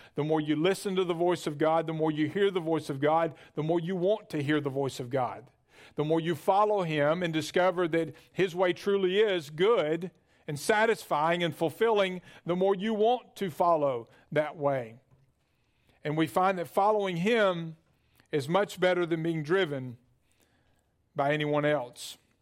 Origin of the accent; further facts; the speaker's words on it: Birmingham, Alabama, United States; I grew up in Birmingham